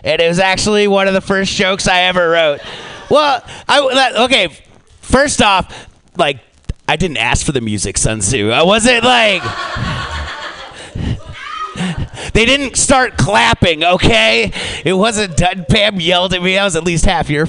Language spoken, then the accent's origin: English; United States; as an American